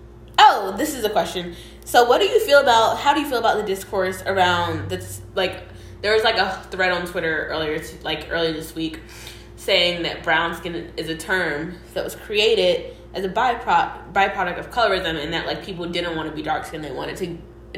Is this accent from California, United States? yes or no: no; Atlanta, Georgia, United States; growing up in Atlanta is such a privilege